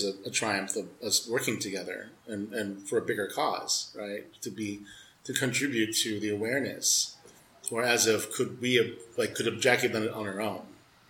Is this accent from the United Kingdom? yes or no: no; Philippines; Screw that, we're all Filipino, man.